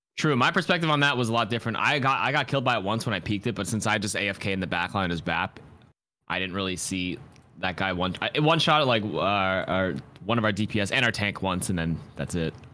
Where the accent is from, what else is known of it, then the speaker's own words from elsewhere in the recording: Toronto, Ontario, Canada; I'm from Toronto